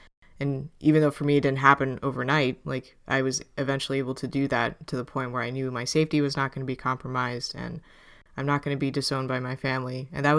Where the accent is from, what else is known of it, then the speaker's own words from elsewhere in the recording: New York, United States; I'm, as a New Yorker especially, oh my God.